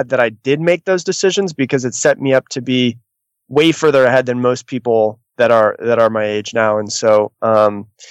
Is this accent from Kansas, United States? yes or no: no; Florida, United States; I'm from Florida.